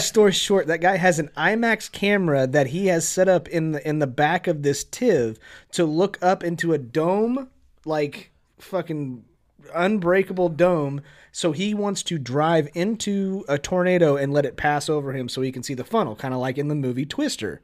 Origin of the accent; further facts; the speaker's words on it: Kansas, United States; us being from Kansas